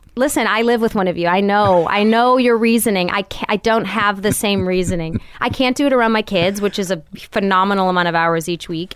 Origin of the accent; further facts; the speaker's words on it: Royal Oak, Michigan, United States; moved away; also born or lived in California; was growing up in Royal Oak, Michigan